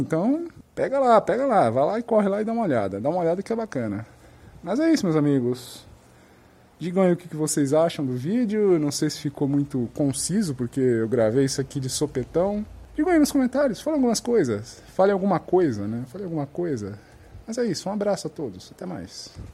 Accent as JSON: {"language": "Portuguese", "country": "Brazil"}